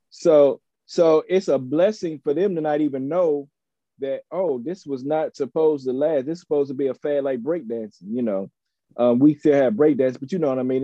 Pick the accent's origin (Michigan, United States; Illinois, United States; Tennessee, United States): Tennessee, United States; Chattanooga; moved away; also born or lived in Nashville / Atlanta; I hail from Chattanooga, Tennessee, by way of Nashville and Atlanta